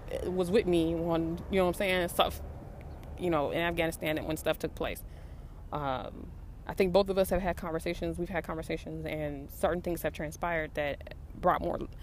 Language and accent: English; West Coast, United States; I'm from the West Coast.